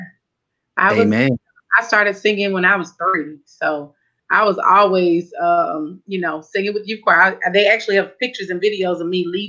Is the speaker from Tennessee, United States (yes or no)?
yes; Memphis, Tennessee, United States; moved away as an adult; now in Tuscaloosa, United States; My hometown is Memphis, Tennessee. Down in the country is where I was born and raised, lived there for 32 years.